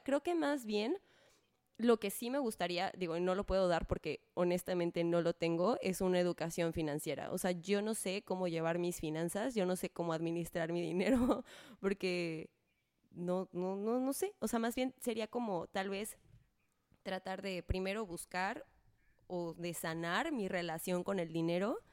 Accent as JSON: {"language": "Spanish", "country": "Mexico", "said": "como mexicano"}